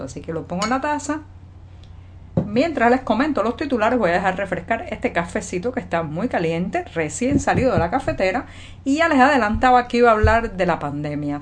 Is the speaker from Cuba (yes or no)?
yes; Cuba; cubana, periodista, ciudadana